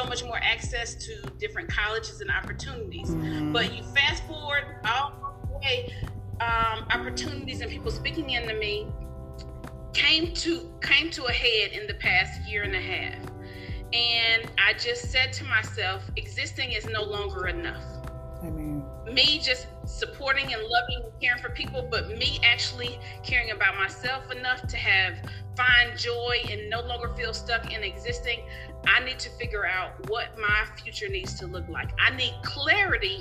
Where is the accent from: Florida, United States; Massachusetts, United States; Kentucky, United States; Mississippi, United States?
Mississippi, United States; now in California, United States; I live in California now. I'm originally from Mississippi